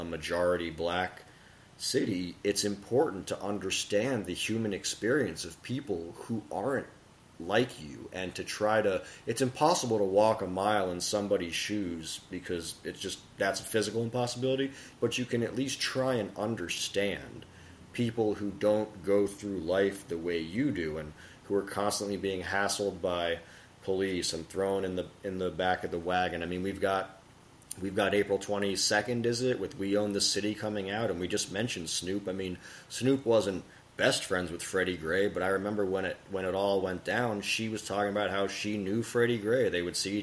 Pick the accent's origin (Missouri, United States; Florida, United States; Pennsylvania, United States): Florida, United States; Miami; my brother and I grew up in South Florida, Miami